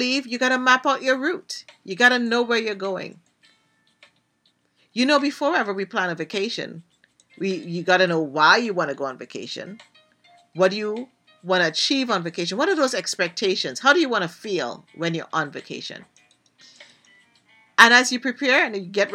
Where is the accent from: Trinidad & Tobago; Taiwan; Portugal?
Trinidad & Tobago; Yes, I'm from Trinidad and Tobago